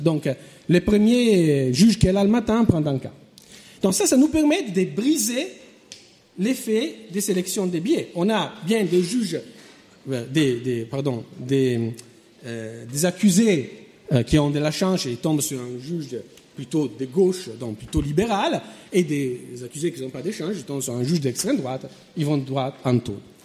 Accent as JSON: {"language": "French", "country": "France", "moved": "yes", "said": "mon pays d'origine, la France"}